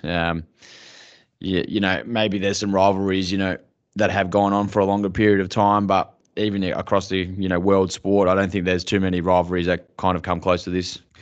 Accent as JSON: {"language": "English", "town": "Mildura", "region": "Victoria", "country": "Australia", "tie": "born or raised there", "said": "growing up in Mildura"}